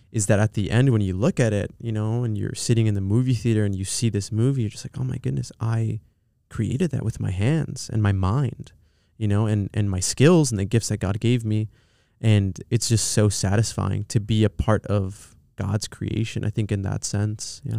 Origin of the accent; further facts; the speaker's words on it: Pomona, California, United States; also born or lived in Los Angeles; We went to a s, a, a town called Pomona, um, and that's where I'd spent most of my years growing up